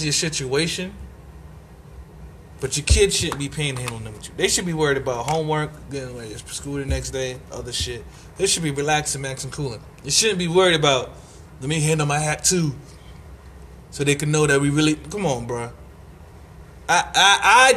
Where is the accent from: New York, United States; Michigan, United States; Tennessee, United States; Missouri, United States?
New York, United States; New York City; I'm from Marcy Projects, Bed-Stuy, Brooklyn. Bed-Stuy, Brooklyn, New York City